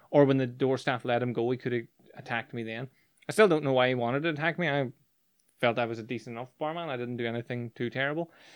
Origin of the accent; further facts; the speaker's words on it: Northern Ireland, United Kingdom; growing up in Northern Ireland